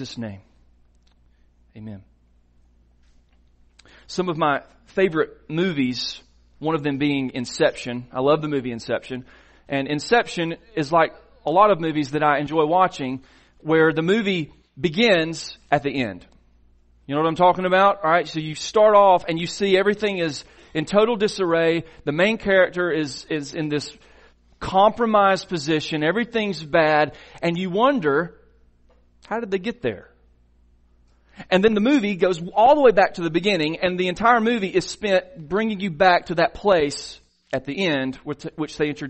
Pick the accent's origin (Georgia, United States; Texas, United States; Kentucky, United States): Georgia, United States; Silver Creek; Mitch and I grew up in Silver Creek.